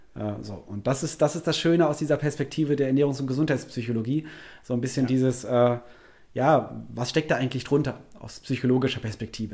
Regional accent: Wuppertal, North Rhine-Westphalia, Germany; also born or lived in Cologne; bin in Wuppertal aufgewachsen

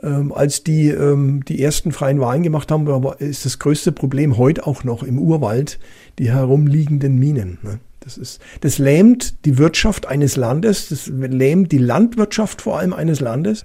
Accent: Franconia, Bavaria, Germany; accent: Franconian; vielleicht äh, hört man manchmal meinen fränkischen Dialekt durch

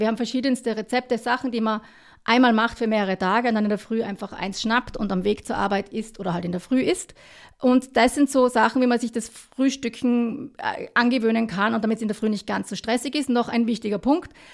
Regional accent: Kitzbühel, Tyrol, Austria; now in Vienna, Austria; Beide ursprünglich aus dem Unterland

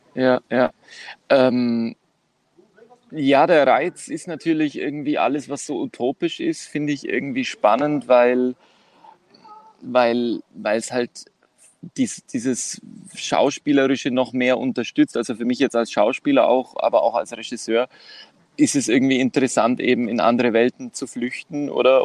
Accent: Kos, South Aegean, Greece; moved away as an adult; now in Vienna, Austria; aus Kos, also von Kos, der Insel Kos

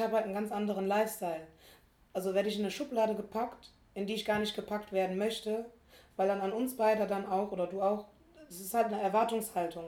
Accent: small town in Rhineland-Palatinate, Germany; born or raised there; moved away as an adult; now in Berlin, Germany

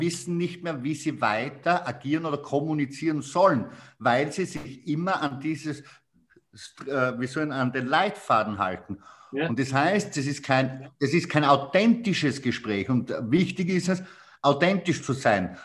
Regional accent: Styria, Austria; accent: Styrian; bei mir merkt man extrem den Dialekt als Steirer

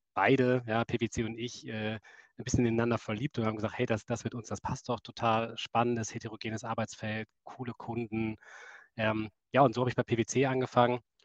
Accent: Essen, North Rhine-Westphalia, Germany; ich bin Kind des Ruhrgebiets, ich komme aus Essen

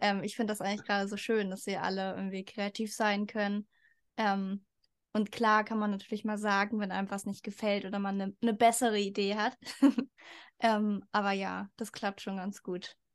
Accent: Hamburg, Germany; ich komme auch aus Hamburg

